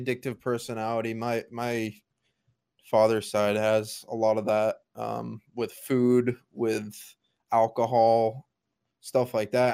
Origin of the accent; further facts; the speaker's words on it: Connecticut, United States; Connecticut, my home state